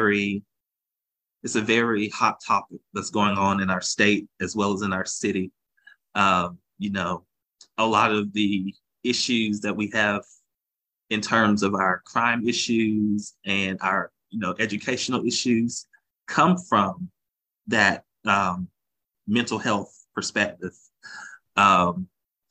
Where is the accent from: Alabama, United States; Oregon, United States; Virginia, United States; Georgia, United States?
Georgia, United States; Augusta; Was proudly born in Augusta, born and raised in Augusta